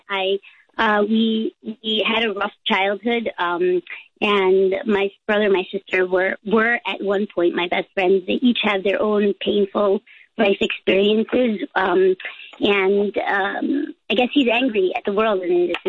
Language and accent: English; Long Island, New York, United States; now in California, United States; I grew up on Long Island. I live in California now